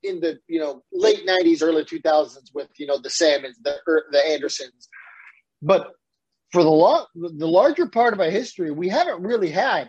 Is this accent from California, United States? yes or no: yes; San Diego, California, United States; Remember, I grew up in San Diego.